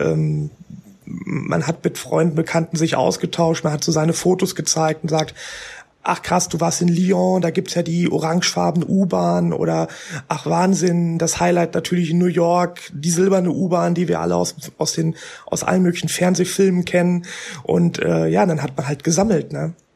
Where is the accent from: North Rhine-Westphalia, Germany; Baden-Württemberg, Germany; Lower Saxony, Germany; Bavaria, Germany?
North Rhine-Westphalia, Germany; Ruhr area; im Ruhrgebiet, da wo ich herkomme